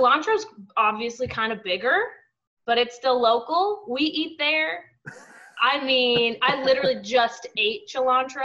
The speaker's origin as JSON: {"language": "English", "town": "Albuquerque", "region": "New Mexico", "country": "United States", "also_born_or_lived": "Roanoke, Virginia", "moved": "yes", "lives_now": "Austin, United States", "said": "I'm from Albuquerque"}